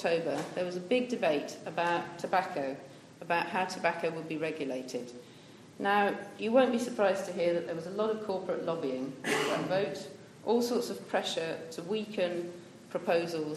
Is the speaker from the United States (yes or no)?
no; Bath, South West England, United Kingdom; I grew up in Bath and went to school here